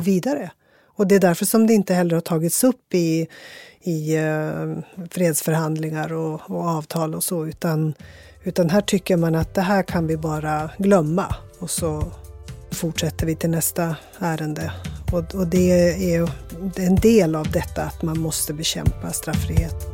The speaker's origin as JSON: {"language": "Swedish", "region": "Västerbotten County", "country": "Sweden", "said": "jag är ju västerbottning"}